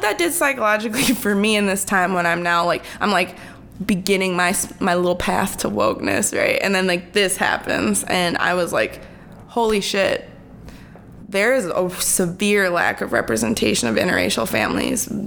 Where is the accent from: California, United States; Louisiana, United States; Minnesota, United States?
Minnesota, United States; Minneapolis; also born or lived in Wisconsin; I grew up in South Minneapolis